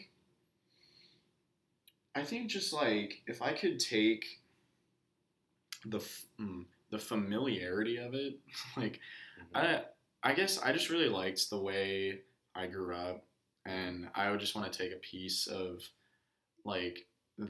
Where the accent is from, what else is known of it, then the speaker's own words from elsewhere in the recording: Katy, Texas, United States; also born or lived in College Station, Texas; growing up in Katy